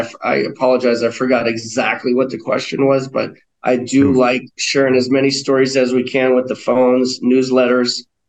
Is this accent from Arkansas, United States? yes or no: no; North County, California, United States; also born or lived in Hawaii / Maui; now in Denver, United States; I grew up in North County, so my parents still have a house in Escondido.